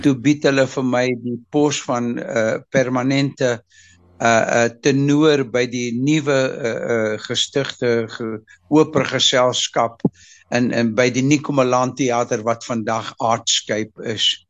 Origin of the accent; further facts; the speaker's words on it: Mozambique; ek is in nogal in Mosambiek gebore